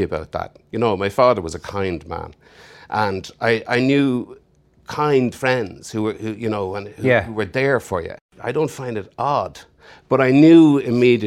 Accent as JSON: {"language": "English", "country": "Ireland", "accent": "Irish", "said": "If you don't recognize the accent, I'm Irish"}